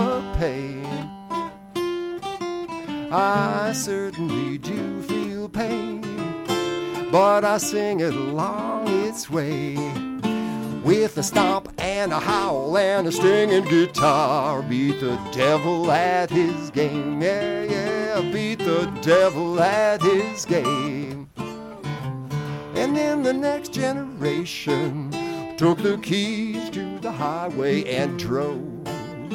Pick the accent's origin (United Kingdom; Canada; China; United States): United States; Chicago, Illinois; now in Brooklyn, United States; I grew up in Chicago on the north side